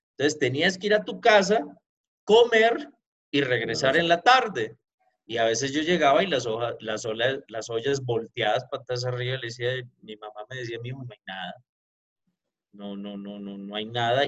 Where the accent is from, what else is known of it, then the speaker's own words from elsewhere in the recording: Pereira, Risaralda, Colombia; moved away as an adult; now in Mexico; Yo soy de la ciudad de Pereira, Colombia